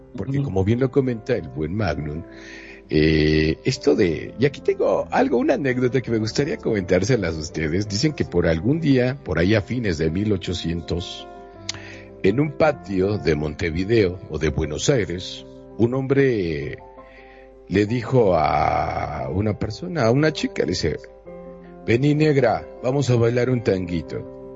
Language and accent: Spanish; Mexico; soy de México